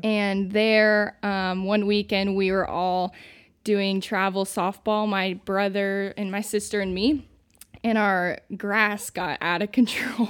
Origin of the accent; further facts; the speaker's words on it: Santa Claus, Indiana, United States; moved away; I'm from Santa Claus, Indiana, originally